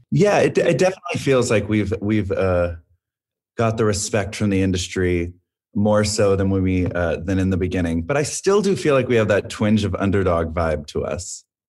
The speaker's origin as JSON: {"language": "English", "town": "Arlington", "region": "Texas", "country": "United States", "tie": "born or raised there", "also_born_or_lived": "California", "moved": "as an adult", "said": "we grew up together in Arlington, Texas, doing choir and theater"}